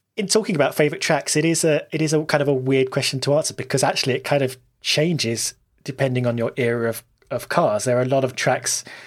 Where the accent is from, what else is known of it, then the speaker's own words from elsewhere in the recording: United Kingdom; I'm British